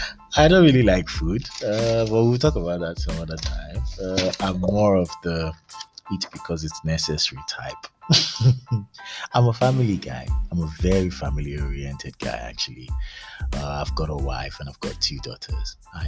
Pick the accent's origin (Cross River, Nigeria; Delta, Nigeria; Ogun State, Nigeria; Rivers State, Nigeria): Ogun State, Nigeria; Abeokuta; also born or lived in Lagos / Ibadan / Kano / London; I'm Nigerian. I'm from Ogun State, Abeokuta. I grew up in Lagos. I grew up in Ibadan. I grew up in Kano. I grew up in London. I stayed in Port Harcourt.